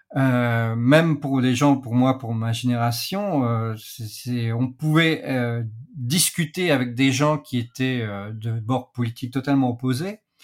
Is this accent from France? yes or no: yes; France; chez nous, en Europe, en France plus particulièrement